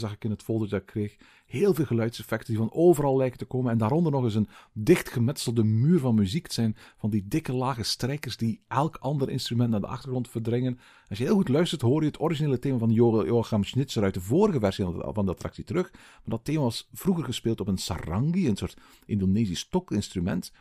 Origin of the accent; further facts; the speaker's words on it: Belgium; bij ons in Tervuren